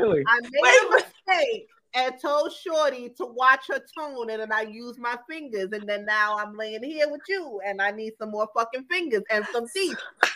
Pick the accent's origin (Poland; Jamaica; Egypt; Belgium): Jamaica; also born or lived in New York; I'm Jamaican